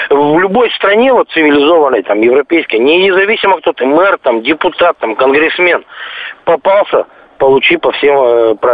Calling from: Lipetsk, Lipetsk Oblast, Russia; Звоню я из Липецка.

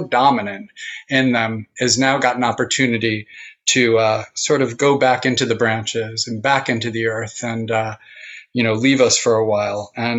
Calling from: New Paltz, New York, United States; And I'm joining you from New Paltz, New York, tonight.

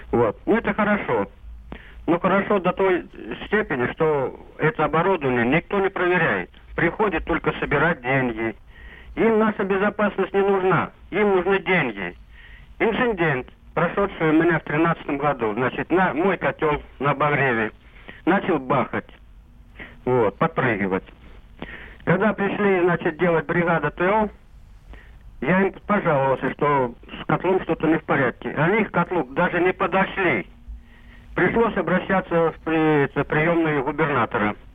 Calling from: Voronezh Oblast, Russia; Я с Воронежской области.

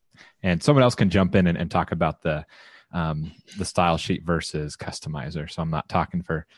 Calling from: Austin, Texas, United States; I am broadcasting from Austin, Texas

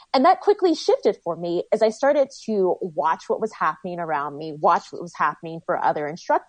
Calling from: San Francisco, California, United States; I am in San Francisco in my living room, just finished teaching a live stream workout.

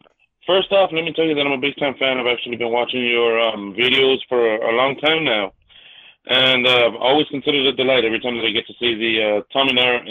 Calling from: Los Angeles, California, United States; I'm coming from Los Angeles.

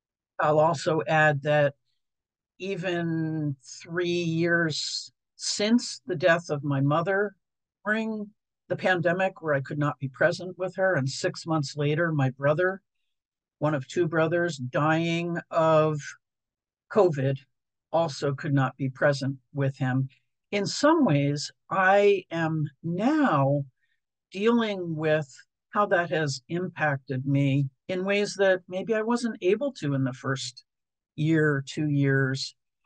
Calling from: Portland, Oregon, United States; I'm joining you from Portland, Oregon, which is the home of Dougie Center since 1982

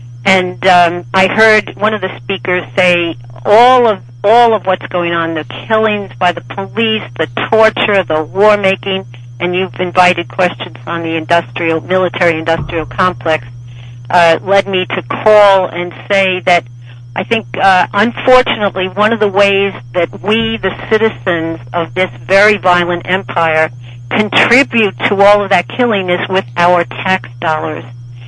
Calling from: Washington, District of Columbia, United States; I'm calling from Washington, D.C., Ward 4.

